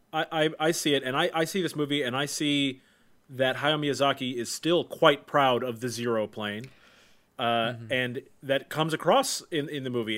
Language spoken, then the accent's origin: English; United States; as an American